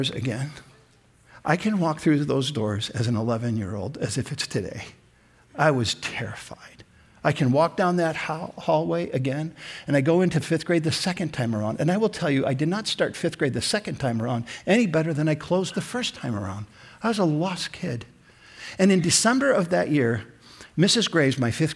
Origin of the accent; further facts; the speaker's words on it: Sioux Falls, South Dakota, United States; also born or lived in Minneapolis, Minnesota; We moved from Minneapolis to Sioux Falls